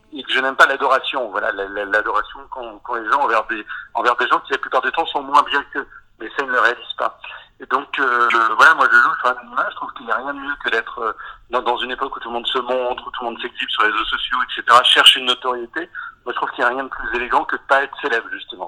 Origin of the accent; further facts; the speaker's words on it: Breton, Brittany, France; moved away; also born or lived in Rouen; en tant que breton